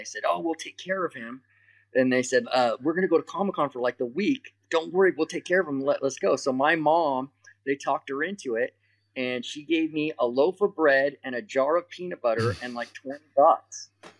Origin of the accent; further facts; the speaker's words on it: Salinas, California, United States; moved away as an adult; also born or lived in Los Angeles, California; Central California, Salinas, and we moved there when I was about 11. And so, and then I lived there until, you know, I was about 19 or 20 and then moved down to Los Angeles. But yeah, that's where I grew up. That's still my hometown.